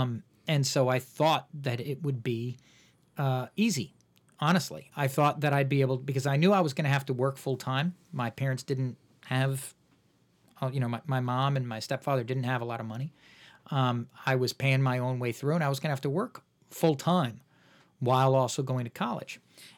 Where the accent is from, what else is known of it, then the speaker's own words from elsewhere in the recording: Woodstock, New York, United States; I actually grew up in Woodstock, New York, the Woodstock.